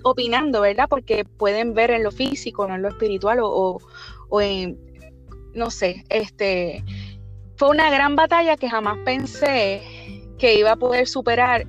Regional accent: Barceloneta, Puerto Rico; soy del norte de Puerto Rico, de Barceloneta

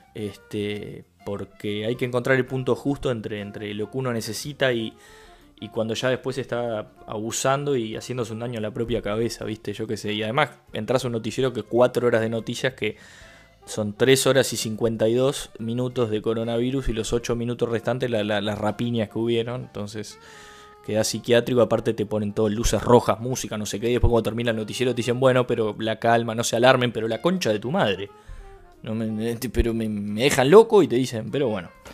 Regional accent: Uruguay; yo soy un uruguayo tratando de hablar portugués

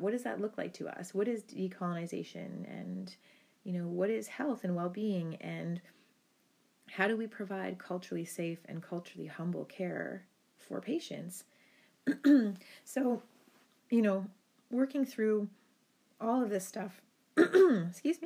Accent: Rocky Bay First Nation, Northern Ontario, Canada; now in Thunder Bay, Canada; I'm Anishinaabe from Binjitiwabik, Saging Anishinaabek, which is Rocky Bay First Nation in Northern Ontario. And I'm an urban Indigenous person. I live in Thunder Bay, Ontario

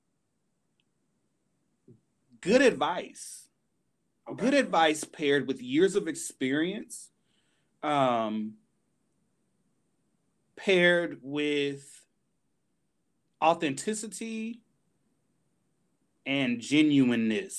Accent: Indianapolis, Indiana, United States; I attended Indiana University, Purdue University of Indianapolis, here in my hometown in Indianapolis.

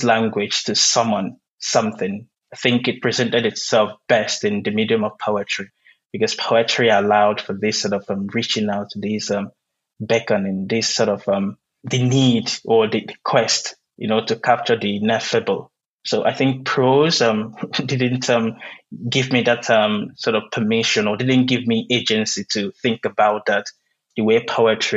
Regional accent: Nigeria; first language Igbo; English is a second language; moved away as an adult; now in United States; before I came to the US, I lived all my life in Nigeria, I grew up in Nigeria

